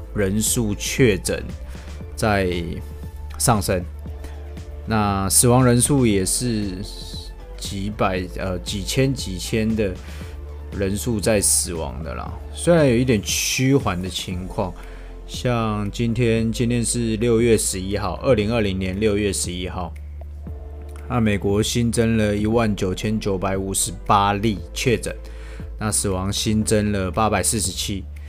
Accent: Taiwan; 我们台湾人

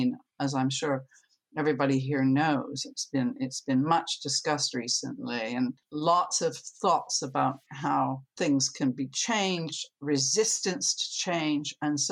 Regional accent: Canada; now in United Kingdom; I'm originally from Canada

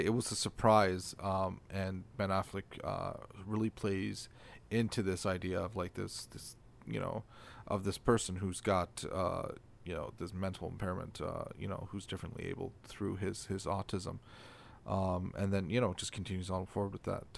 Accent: Canada; I'm Canadian.

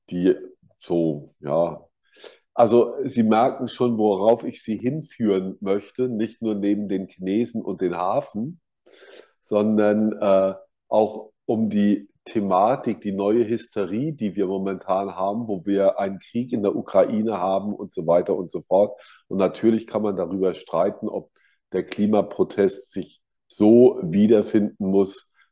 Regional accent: Kaiserslautern, Rhineland-Palatinate, Germany; Und in meiner Heimatstadt Kaiserslautern gab es einen 2001-Laden und das war schon sehr schön.

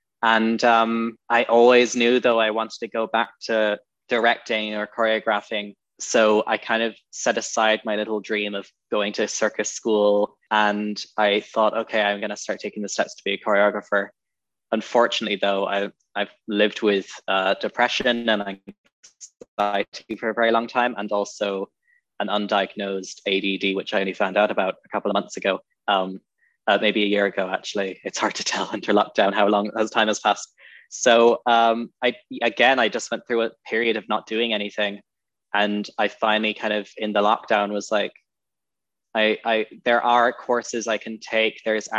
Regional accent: Amsterdam, North Holland, Netherlands; also born or lived in Cork, Ireland; I think I was about three. I grew up in Amsterdam.

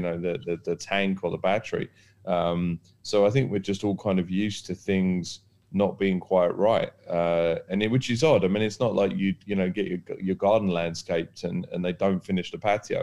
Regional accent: United Kingdom; now in Dubai, United Arab Emirates; Being British

